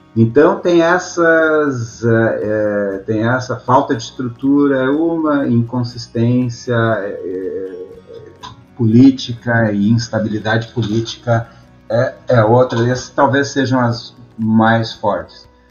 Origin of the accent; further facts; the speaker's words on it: Brazil; moved away as an adult; now in United States; eu sou um estrangeiro, estou aqui, no, aqui nos Estados Unidos